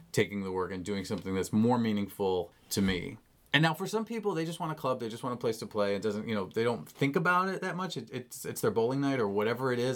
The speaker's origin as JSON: {"language": "English", "town": "Chicago", "region": "Illinois", "country": "United States", "tie": "born or raised there", "also_born_or_lived": "Rock Island, Illinois / River Grove, Illinois", "moved": "as an adult", "lives_now": "Los Angeles, United States", "said": "As a Chicagoan"}